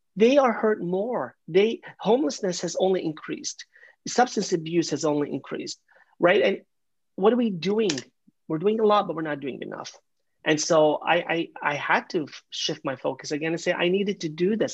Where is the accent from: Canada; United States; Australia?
Canada; also born or lived in London, Ontario; I'm a Canadian, I live in London, Ontario